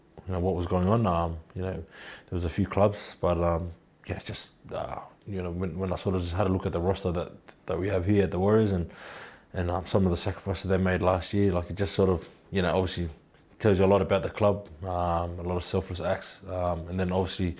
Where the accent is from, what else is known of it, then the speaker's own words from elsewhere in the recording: Queensland, Australia; also born or lived in New Zealand; I was born in Queensland